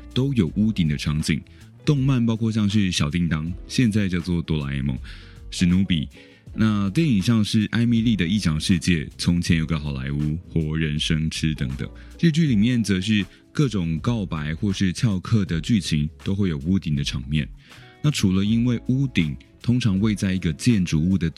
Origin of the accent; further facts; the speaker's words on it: Keelung, Taiwan; 不确定是不是因为我是基隆人呢？